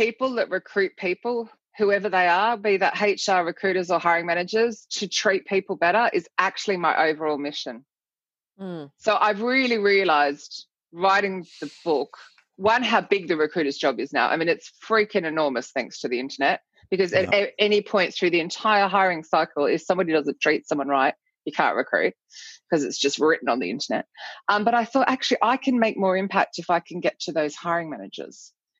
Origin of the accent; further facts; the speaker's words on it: Australia; moved away as an adult; now in London, United Kingdom; So I moved from Australia to London and I saw this tiny little advertisement in a newspaper